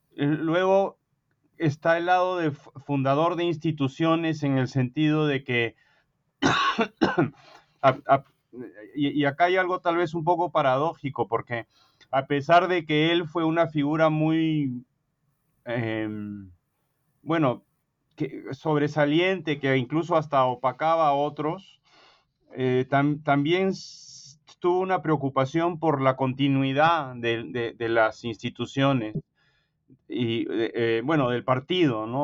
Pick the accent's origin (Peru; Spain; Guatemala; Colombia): Peru; born or raised there; moved away as an adult; now in United States